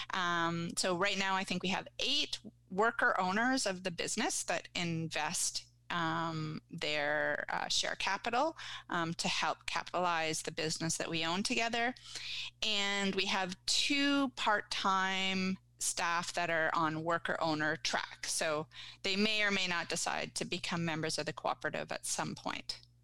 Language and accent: English; Guelph, Ontario, Canada; moved away as an adult; also born or lived in Vancouver; now in Ottawa, Canada; I grew up in Guelph